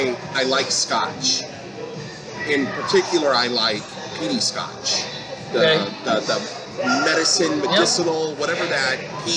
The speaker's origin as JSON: {"language": "English", "town": "Jennings", "region": "Missouri", "country": "United States", "tie": "born or raised there", "also_born_or_lived": "Florissant, Missouri / Illinois", "moved": "as an adult", "lives_now": "Bonita Springs, United States", "said": "Jennings, Missouri, born and raised till high school. I moved to Florissant and then back over to Illinois. And then now I'm down in Florida."}